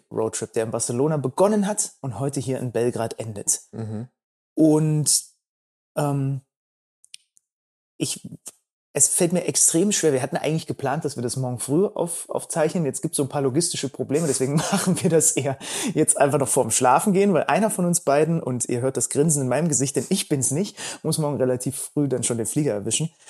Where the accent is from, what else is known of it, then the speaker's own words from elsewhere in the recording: Berlin, Germany; Per kommt aus ähm, Hamburg, ich komme aus Berlin